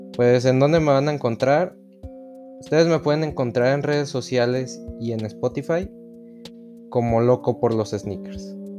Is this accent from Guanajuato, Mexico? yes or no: yes; León, Guanajuato, Mexico; soy proveniente de León, Guanajuato